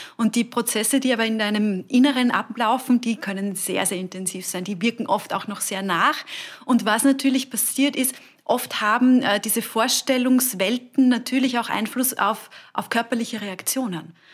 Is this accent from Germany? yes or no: no; Burgenland, Austria; moved away; ich komme aus dem Burgenland ursprünglich, bei uns